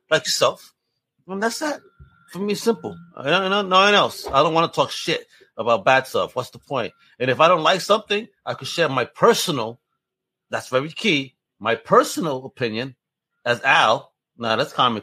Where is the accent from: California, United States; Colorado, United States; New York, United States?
New York, United States; I come from New York where it's a melting pot.